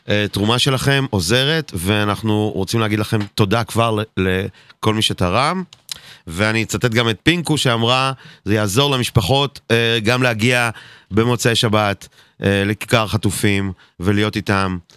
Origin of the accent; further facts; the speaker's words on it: Haifa, Haifa District, Israel; moved away as an adult; now in Bat Yam, Israel; אתה יודע שאני בת ימי עכשיו? אני כבר לא, לא חיפ... אני לא חיפאי